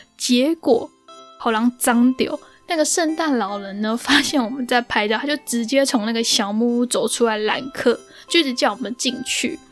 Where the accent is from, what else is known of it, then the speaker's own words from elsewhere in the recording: Taiwan; 我是一个非常非常怕冷的人，就是那种我觉得我自己应该是在本卡曼谷出生的台妹，而不是台湾人的那种。